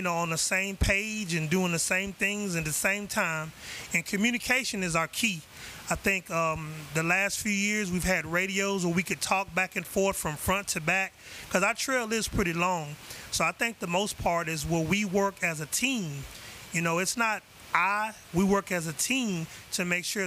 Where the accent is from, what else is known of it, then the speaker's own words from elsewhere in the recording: Houston, Texas, United States; I'm from Houston, Texas